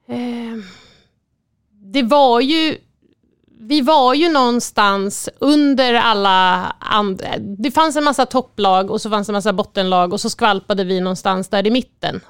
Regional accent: Sweden; som svensk

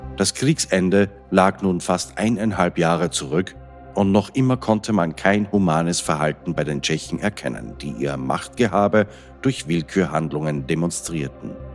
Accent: Austria; Als Österreicher betrifft mich das besonders

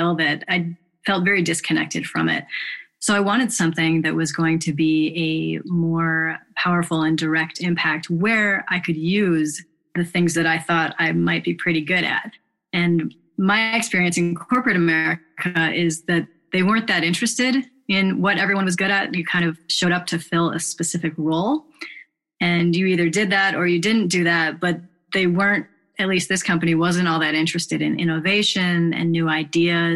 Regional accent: Chicago, Illinois, United States; I grew up in Chicago and had pretty decent childhood.

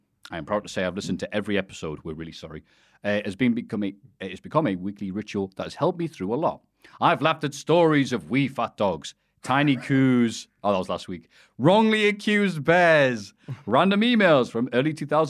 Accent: Philadelphia, Pennsylvania, United States; Philadelphia is my hometown.

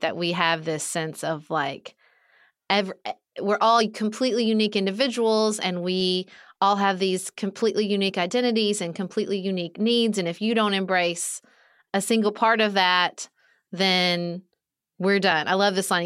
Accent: Kentucky, United States; moved away as an adult; when I moved back to my hometown, even though it was my hometown and I had friends here, I joined basically, like, our version of Junior League, which is still very popular here where I live in Kentucky

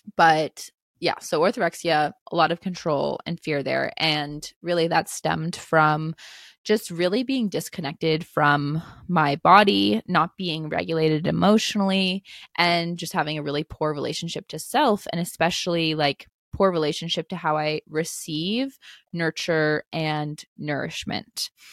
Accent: East Coast of the United States, United States; I grew up on the East Coast of the United States

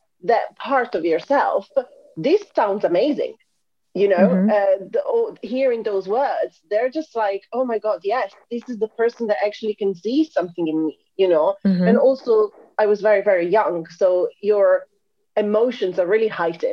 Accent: Italy; moved away as an adult; now in London, United Kingdom; I'm originally from Italy

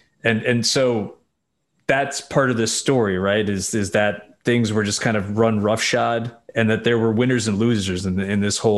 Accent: New York, United States; I'm a New Yorker, not from the city, but spent a lot of time there.

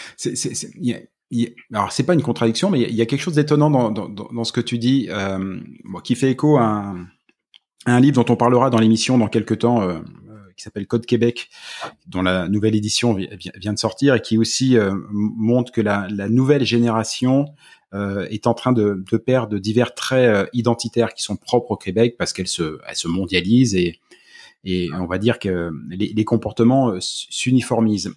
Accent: France; moved away; on est français

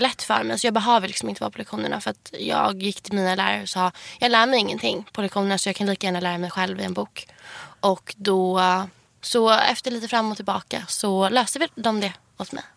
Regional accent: Huddinge, Stockholm County, Sweden; jag kommer ju från Huddinge eh, där jag bor med min mamma

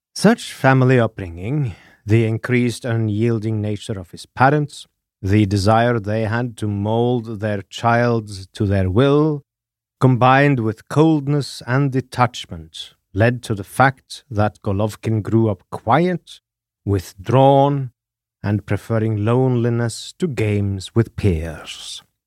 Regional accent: Norway; I am your Norwegian host

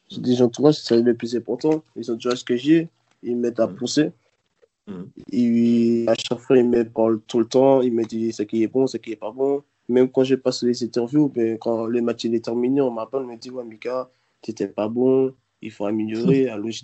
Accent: Martinique, France; Si je ne serais pas allé, je serais toujours chez moi en Martinique.

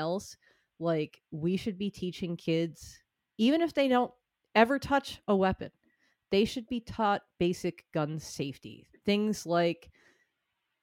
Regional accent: Northeast, United States; as a person who grew up in the liberal Northeast

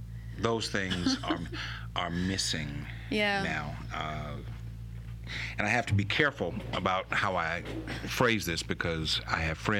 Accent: Baton Rouge, Louisiana, United States; I was raised in Southern Heights.

